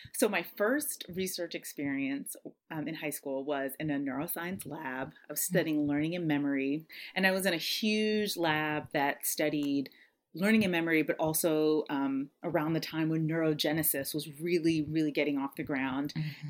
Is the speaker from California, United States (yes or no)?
yes; San Diego, California, United States; moved away; I being born and raised in San Diego